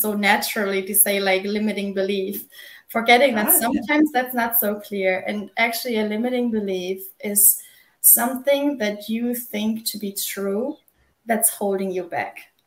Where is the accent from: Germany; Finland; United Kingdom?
Germany; now in South Carolina, United States; I am originally from Germany. I live in South Carolina in the U.S.